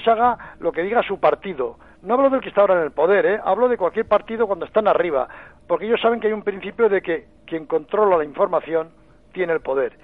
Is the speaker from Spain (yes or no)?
yes; Navarre, Spain; now in Madrid, Spain; yo soy navarro